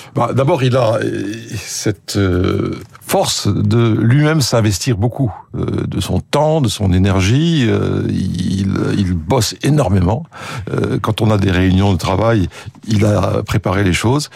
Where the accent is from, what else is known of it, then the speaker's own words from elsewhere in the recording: France; accent: French; moved away as an adult; also born or lived in United Kingdom; j'étais le français du groupe